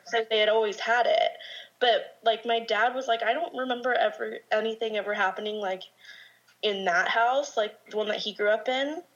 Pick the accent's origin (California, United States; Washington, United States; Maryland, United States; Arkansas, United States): California, United States; Orange County; also born or lived in Corona, California; born and raised in Orange County, but I actually moved out to Corona, which is like 10 minutes outside of Orange County